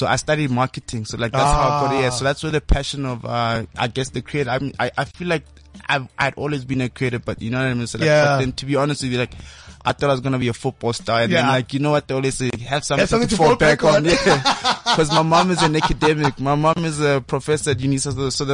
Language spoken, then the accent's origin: English; Mahikeng, North West, South Africa; moved away as an adult; also born or lived in Alabama, United States; was born in Maftan, born and raised in Maftan